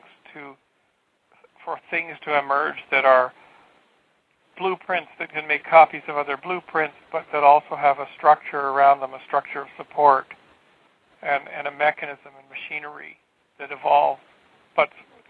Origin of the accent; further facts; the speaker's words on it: Canada; I'm from Canada